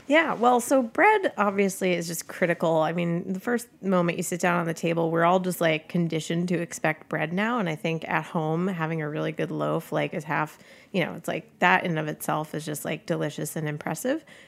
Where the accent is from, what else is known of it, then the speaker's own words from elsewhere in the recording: United States; I'm, I'm an American cook. I'm an Italian American